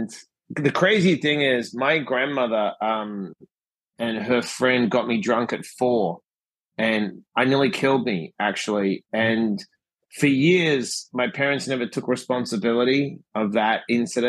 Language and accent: English; Perth, Western Australia, Australia; moved away as an adult; I was born in Perth, Western Australia